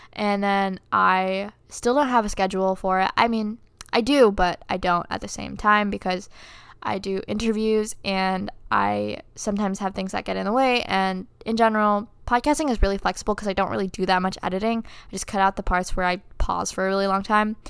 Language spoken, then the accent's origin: English; Philippines; moved away; I'm from the Philippines, and I have family back there